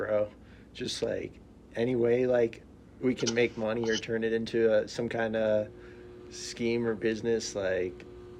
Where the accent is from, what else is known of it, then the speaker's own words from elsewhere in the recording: Maryland, United States; moved away as an adult; also born or lived in Colorado; now in Spain; I'm originally from Maryland, from the East Coast.